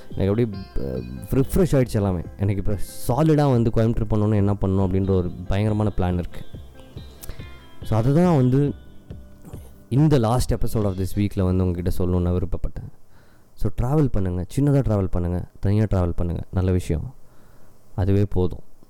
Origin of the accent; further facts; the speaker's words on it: Ooty, Tamil Nadu, India; moved away; also born or lived in Coimbatore; இது நான் பிறந்து வளர்ந்த இடம்